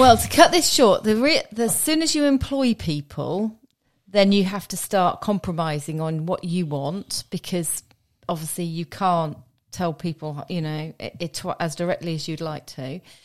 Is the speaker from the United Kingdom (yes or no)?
yes; Witney, South East England, United Kingdom; moved away as an adult; I was born in Oxford and brought up in a small village near Whitney, uh, in Oxfordshire.